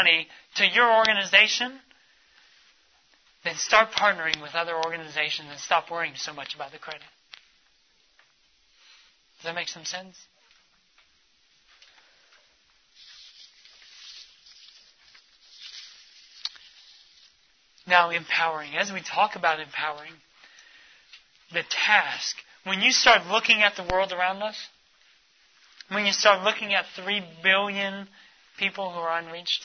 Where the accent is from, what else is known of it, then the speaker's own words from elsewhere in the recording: United States; we're from the United States